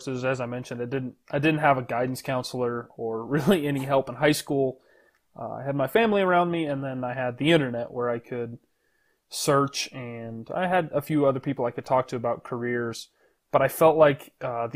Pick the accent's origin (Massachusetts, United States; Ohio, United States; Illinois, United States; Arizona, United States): Arizona, United States; Show Low; moved away as an adult; also born or lived in Texas; So I grew up in Arizona, pretty small town called Sholo.